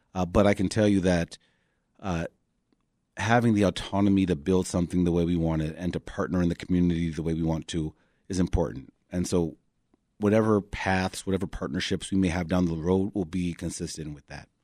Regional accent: Chicago, Illinois, United States; also born or lived in West Loop, Chicago; I grew up in Hyde Park

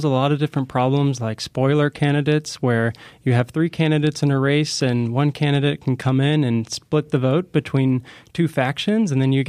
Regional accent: Florida, United States; now in Illinois, United States; I'm originally from Florida, actually, and I was there in 2000 during Bush v. Gore.

